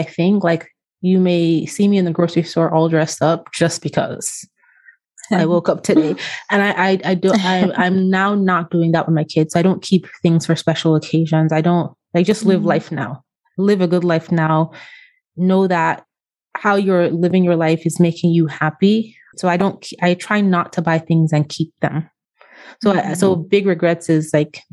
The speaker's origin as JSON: {"language": "English", "country": "Austria", "tie": "born or raised there", "moved": "yes", "said": "I was born in Austria. I went to part of grade school in Austria. I went to college in Austria"}